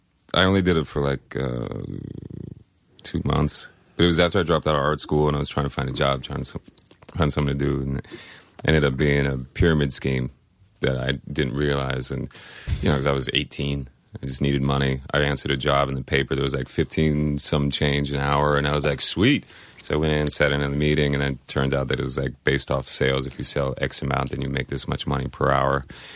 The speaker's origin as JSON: {"language": "English", "region": "Colorado", "country": "United States", "tie": "born or raised there", "also_born_or_lived": "Oslo, Norway / Washington / Tampa, Florida", "said": "So I was born in Oslo, Norway. And then I was there for 18 months. And then we'd be out in Washington for a few years. Then Tampa, Florida for a few years. And then Colorado. Went to high school, finished college in Colorado."}